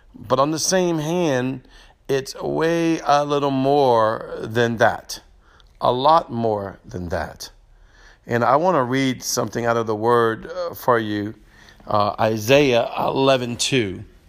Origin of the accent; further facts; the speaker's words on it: New Orleans, Louisiana, United States; moved away as an adult; now in Slidell, United States; I'm from New Orleans and Metairie area, which is the part of the big city